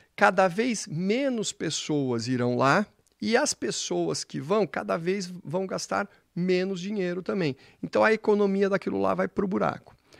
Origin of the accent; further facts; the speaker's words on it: São Paulo, Brazil; nós paulistas